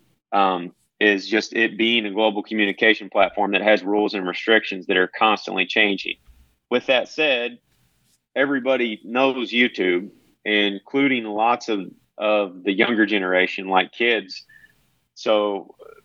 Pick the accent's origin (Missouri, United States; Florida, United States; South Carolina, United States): Missouri, United States; now in Iowa, United States; I'm originally from Missouri